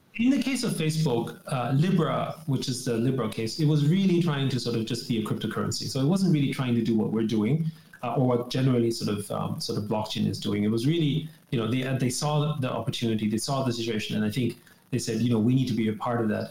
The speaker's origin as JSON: {"language": "English", "country": "Austria", "tie": "born or raised there", "said": "I grew up in Austria"}